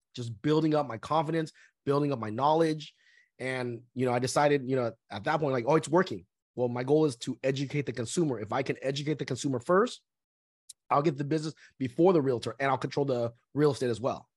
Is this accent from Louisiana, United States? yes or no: no; Southern California, United States; also born or lived in Vietnam; I was born in Vietnam, uh, after one month of being born, we came from Vietnam to the United States. So pretty much I lived in Southern California my whole life.